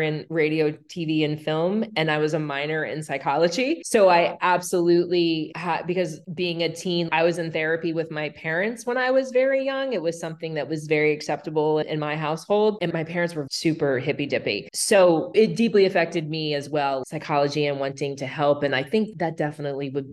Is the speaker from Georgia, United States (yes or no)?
no; Maryland, United States; moved away as an adult; now in Los Angeles, United States; I grew up in Maryland, it wasn't until I moved out